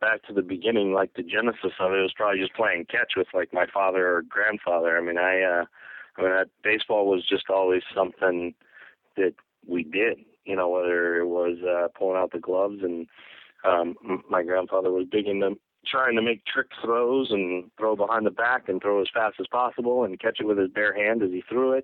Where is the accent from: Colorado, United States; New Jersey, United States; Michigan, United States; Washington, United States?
Colorado, United States; I grew up in Colorado